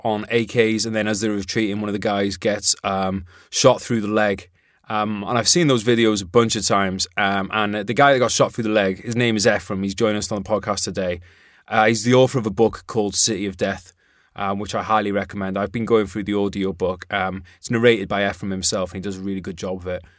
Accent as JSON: {"language": "English", "region": "Wales", "country": "United Kingdom", "said": "I'm from Wales"}